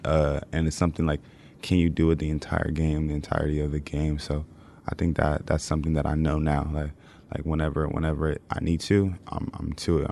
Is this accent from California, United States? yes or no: yes; California, United States; moved away; I'm from Cali